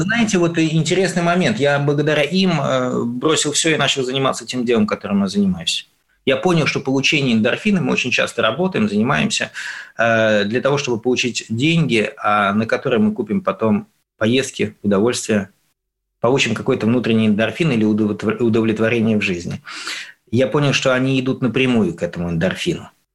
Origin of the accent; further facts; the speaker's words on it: Russia; я из России